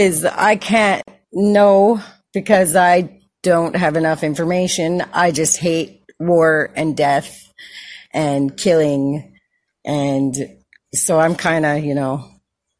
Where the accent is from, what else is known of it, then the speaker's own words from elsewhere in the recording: Canada; because I'm from Canada